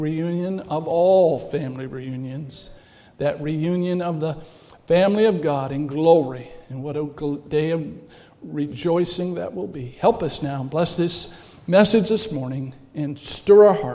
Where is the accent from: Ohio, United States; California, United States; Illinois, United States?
California, United States; moved away as an adult; now in Milwaukee, United States; I'm from California